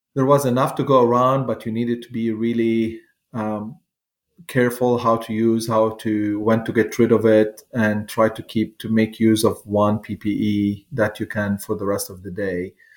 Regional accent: Lebanon; moved away as an adult; now in United States; I grew up there until I was 25 years old

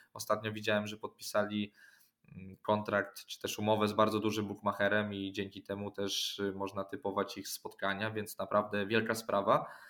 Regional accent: Orneta, Warmian-Masurian Voivodeship, Poland; Pochodziłem do szkoły, chodziłem na treningi piłki nożnej u nas w Ornecie

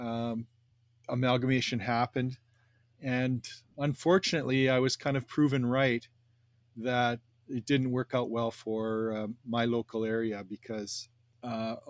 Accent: Canada; am a proud Canadian

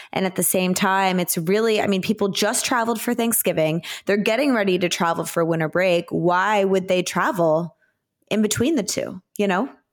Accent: Plano, Texas, United States; growing up in Plano, Texas, we had fall break

